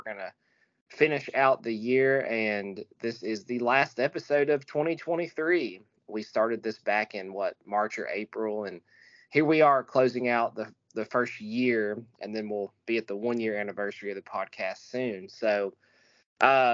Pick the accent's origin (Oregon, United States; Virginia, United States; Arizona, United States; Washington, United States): Virginia, United States; Abingdon; my hometown, the same place I was born.